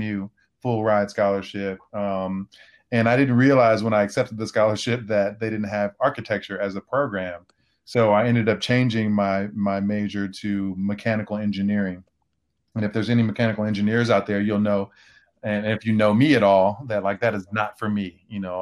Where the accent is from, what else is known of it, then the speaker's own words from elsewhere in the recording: Oak Park, Illinois, United States; I also grew up in a small town called Oak Park, which is a western suburb of Chicago